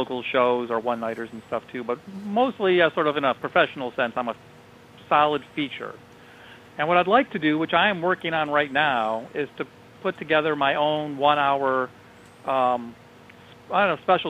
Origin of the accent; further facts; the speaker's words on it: Toledo, Ohio, United States; moved away as an adult; also born or lived in Louisville, Kentucky / Japan / New Zealand; now in Painesville, United States; I was raised in Toledo. My parents are in Toledo. So I was moving back to get closer to my parents.